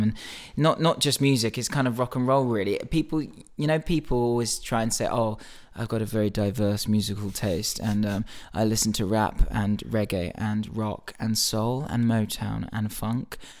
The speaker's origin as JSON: {"language": "English", "town": "Reading", "region": "South East England", "country": "United Kingdom", "tie": "born or raised there", "said": "growing up in Reading, going to Reading Festival"}